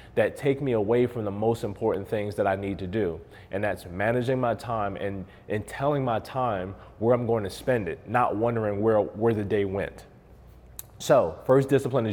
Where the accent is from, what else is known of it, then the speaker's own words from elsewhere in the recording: Baltimore, Maryland, United States; now in Las Vegas, United States; I'm from Baltimore originally. I've been in Las Vegas since 2014.